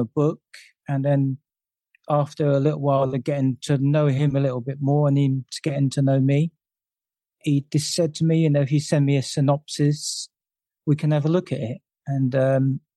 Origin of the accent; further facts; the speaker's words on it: London, United Kingdom; I grew up in London and during the 70s